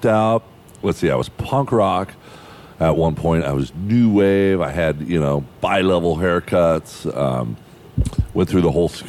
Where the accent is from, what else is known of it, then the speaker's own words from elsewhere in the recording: Hawaii, United States; growing up in Hawaii